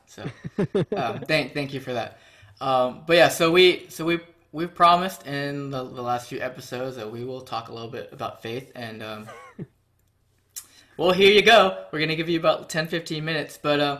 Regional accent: Houston, Texas, United States; I grew up in Houston

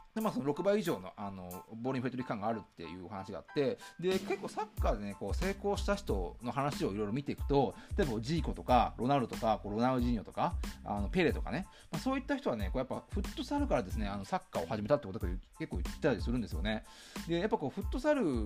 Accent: Shizuoka, Japan; 僕もまあ静岡県出身

